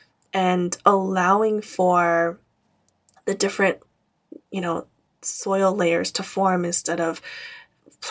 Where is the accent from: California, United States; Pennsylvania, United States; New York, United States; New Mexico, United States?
California, United States; Camarillo; my hometown in Camarillo